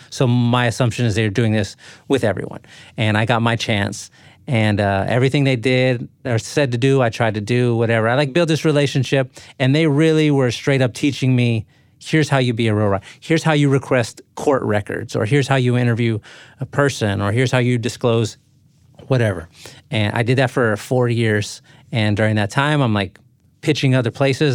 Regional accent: San Antonio, Texas, United States; I grew up in San Antonio. So, like, South San Antonio

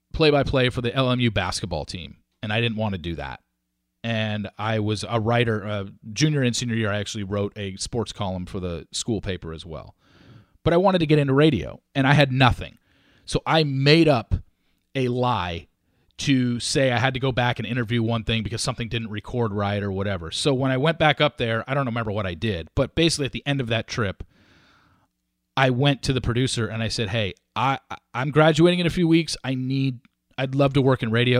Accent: Orange County, California, United States; moved away as an adult; now in Dallas, United States; I grew up in Orange County, California

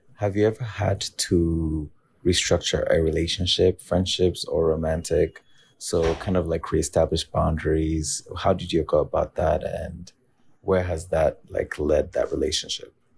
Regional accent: Rwanda; also born or lived in Harlem, New York; now in New York, United States; based in Harlem, really close to Bob's old apartment, actually, and born and raised in Rwanda

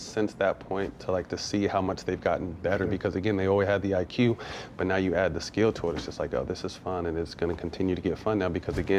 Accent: California, United States; I grew up in Cali. I'm a Showtime Magic Johnson dude.

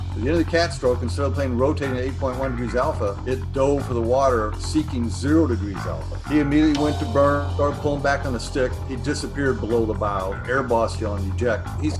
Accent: St. Louis, Missouri, United States; moved away as an adult; I was born and raised in St. Louis.

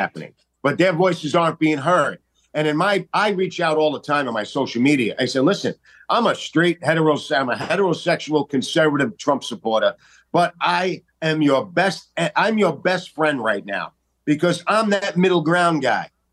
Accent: New York City, New York, United States; I'm from Staten Island, New York

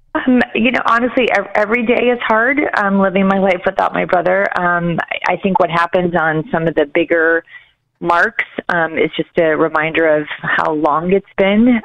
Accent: Chicago, Illinois, United States; we grew up in Chicago

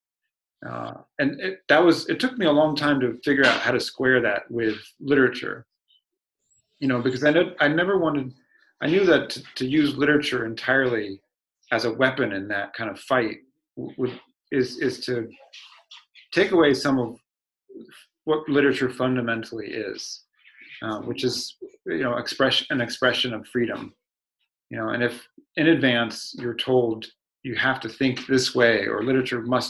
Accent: Sacramento, California, United States; moved away as an adult; also born or lived in Pennsylvania; I was from Del Campo High School in California

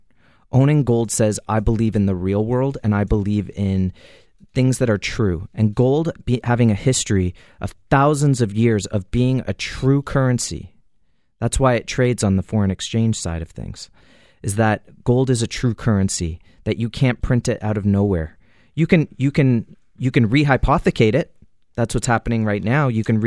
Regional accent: Canada; And as a Canadian, 15 years ago, it would have cost you $500-$600 to buy an ounce of gold.

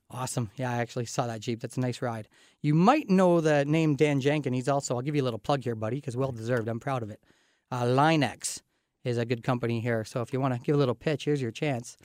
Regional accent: Canada; also born or lived in London, Ontario area; As a Canadian

